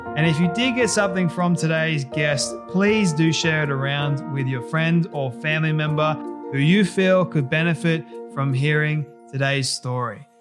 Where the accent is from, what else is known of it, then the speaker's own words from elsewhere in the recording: Australia; here in Australia